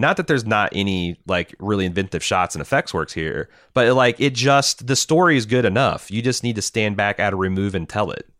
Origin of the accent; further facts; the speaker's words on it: United States; as an American